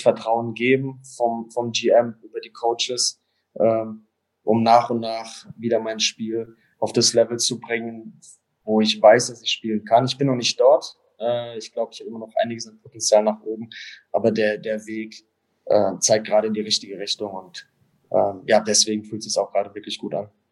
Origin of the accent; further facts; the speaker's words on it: Mannheim, Baden-Württemberg, Germany; also born or lived in Toronto; now in Langnau, Switzerland; für mich als, als Mannheimer